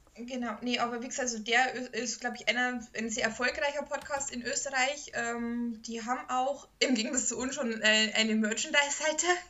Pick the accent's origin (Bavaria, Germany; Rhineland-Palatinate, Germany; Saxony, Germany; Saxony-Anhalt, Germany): Bavaria, Germany; moved away; in meinem Ort, wo ich groß geworden bin